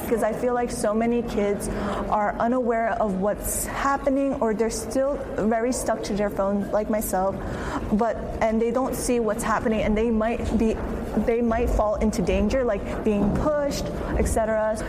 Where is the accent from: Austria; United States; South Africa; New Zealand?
United States; Philadelphia, Pennsylvania; I was born and raised in Philadelphia